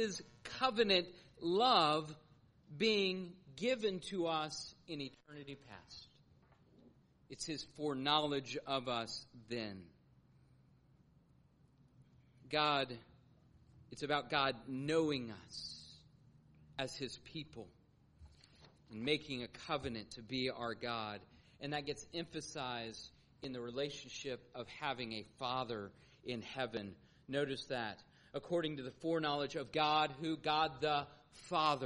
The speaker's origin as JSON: {"language": "English", "town": "Atlanta", "region": "Georgia", "country": "United States", "tie": "born or raised there", "also_born_or_lived": "St. Louis / Norfolk", "moved": "as an adult", "said": "my growing up in Atlanta"}